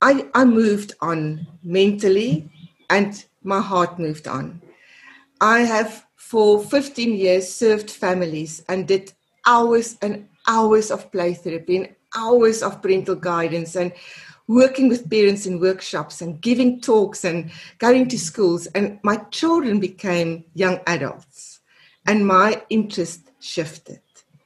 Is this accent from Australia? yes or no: no; South Africa; first language af; English is a second language; my mother tongue is Afrikaans. 90% of my work I do and I've done over the last 30 years is in English. All my writing is in English.